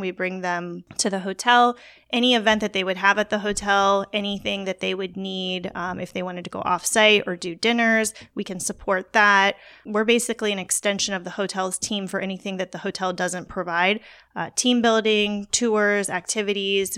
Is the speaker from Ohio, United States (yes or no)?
no; Port St. Lucie, Florida, United States; Port Saint Lucie, Florida